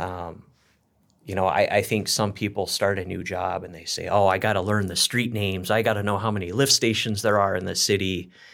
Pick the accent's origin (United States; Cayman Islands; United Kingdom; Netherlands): United States; Northern California; moved away as an adult; also born or lived in Oregon / Minnesota; now in Plymouth, Minnesota, United States; born and raised in Northern California. So, was out there for twenty-five years before moving out here